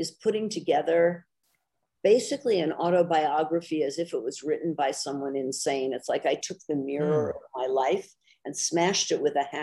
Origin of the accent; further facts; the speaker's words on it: New York City, New York, United States; I grew up in Greenwich Village